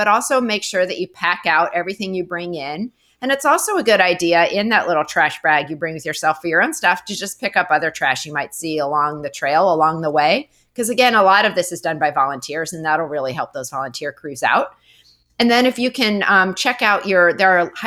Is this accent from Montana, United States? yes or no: yes; Montana, United States; I'm from Montana